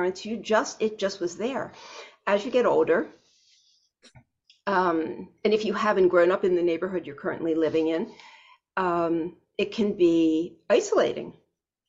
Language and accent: English; Baltimore, Maryland, United States; moved away as an adult; now in South Florida, United States; I'm originally from Baltimore, and I've lived in South Florida for 18 years.